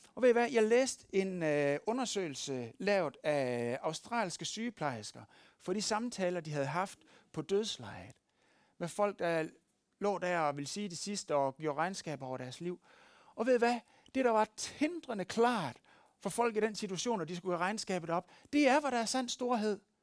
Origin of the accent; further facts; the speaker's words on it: West Jutland, Central Denmark Region, Denmark; moved away; Der, hvor jeg kommer fra, i Vestjylland